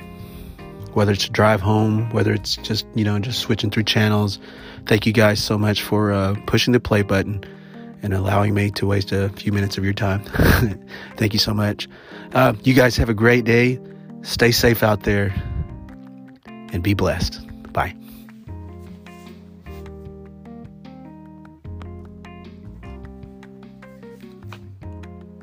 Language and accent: English; Oklahoma, United States; I'm a Choctaw from Oklahoma